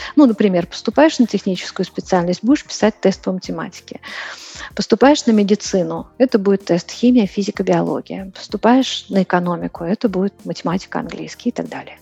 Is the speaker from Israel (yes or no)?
no; Moscow, Russia; moved away as an adult; now in Prague, Czech Republic; Я живу сейчас в Праге, переехала из Москвы. Я москвичка